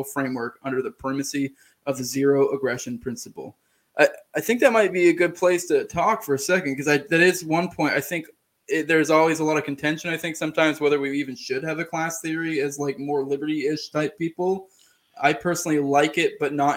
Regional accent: Maine, United States; moved away; I'm originally from Maine

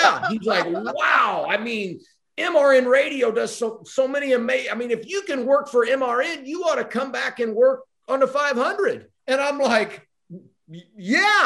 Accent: Indianapolis, Indiana, United States; I grew up in Indianapolis, which is a hotbed for racing

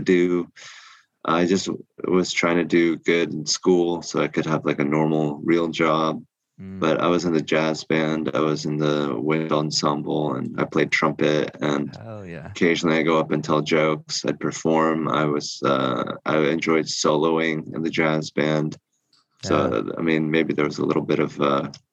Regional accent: Seattle, Washington, United States; English is a second language; also born or lived in New Jersey; now in Austin, United States; he moved to Seattle, and we moved with him

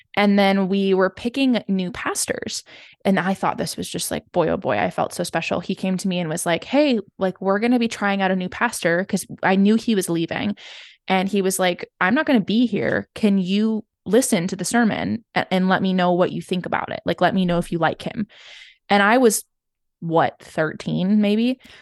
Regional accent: Seattle, Washington, United States; I grew up in Seattle

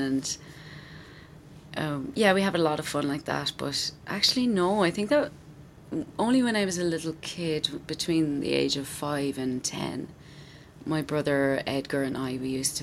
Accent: Wexford, Leinster, Ireland; also born or lived in County Meath; I was born in Meath and I moved down to Wexford when I was 5

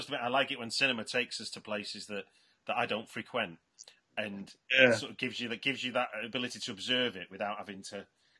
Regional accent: Manchester, North West England, United Kingdom; which I'm as a Mancunian

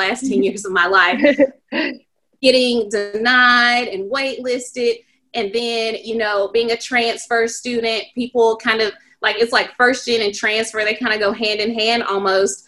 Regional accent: South Carolina, United States; my hometown, and it's a satellite or system campus of the University of South Carolina

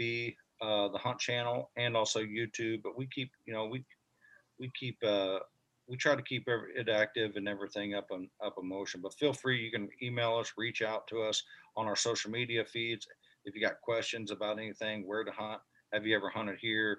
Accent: Missouri, United States; my home state here in Missouri

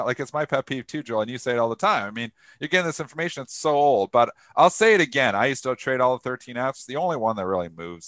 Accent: Canada; I'm Canadian

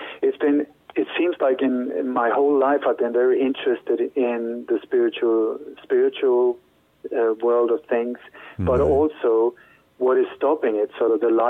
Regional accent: Sweden; moved away as an adult; also born or lived in Denmark; now in Spain; We moved to Sweden when I was a child, but then when I grew up there, I started working as a journalist

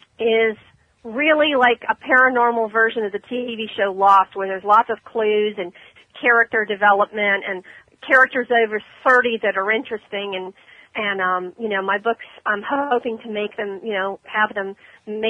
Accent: Ormond Beach, Florida, United States; That's my hometown, Ormond

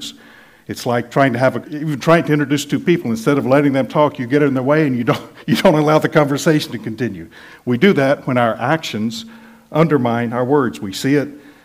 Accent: United States; born or raised there; moved away as an adult

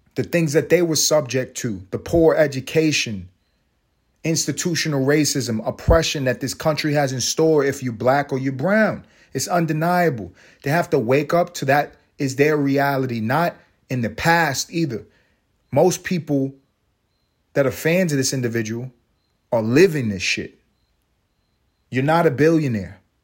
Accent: New York City, New York, United States; I am from Harlem.

